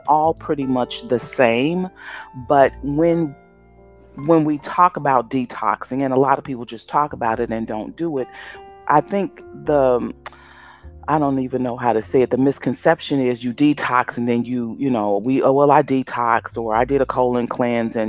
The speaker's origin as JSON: {"language": "English", "town": "Chicago", "region": "Illinois", "country": "United States", "tie": "born or raised there", "said": "my hometown, Chicago"}